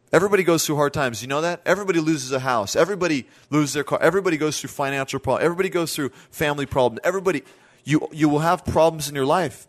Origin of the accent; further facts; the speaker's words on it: Southern California, United States; I told her I was from Southern California